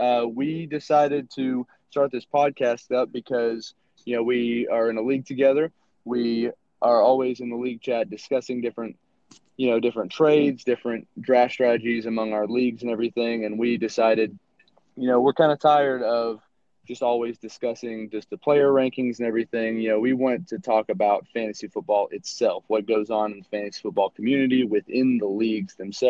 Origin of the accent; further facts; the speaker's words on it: Tennessee, United States; I am from Tennessee.